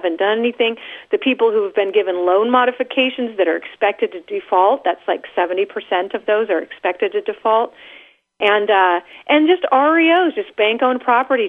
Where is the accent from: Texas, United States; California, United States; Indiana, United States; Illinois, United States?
California, United States; I'm from California